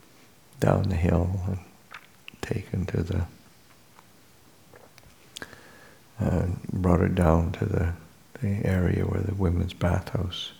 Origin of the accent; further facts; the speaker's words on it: Canada; now in California, United States; I'm from Canada, coming to California